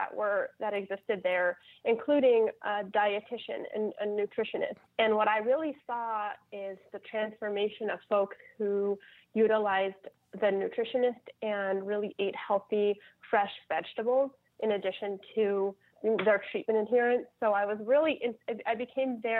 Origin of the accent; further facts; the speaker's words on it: Ohio, United States; now in New Orleans, United States; I'm from Ohio